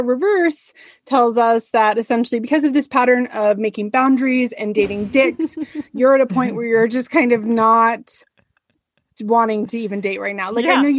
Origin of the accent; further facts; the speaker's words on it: San Francisco, California, United States; moved away; I'm from the San Francisco area originally, and there was an outlet mall by my house